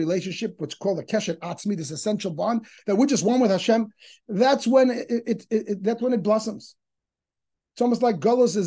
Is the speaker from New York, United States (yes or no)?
yes; New York City, New York, United States; when I was a kid growing up in Crown Heights